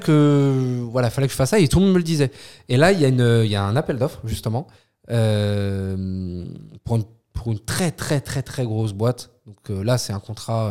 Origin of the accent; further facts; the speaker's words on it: France; je suis français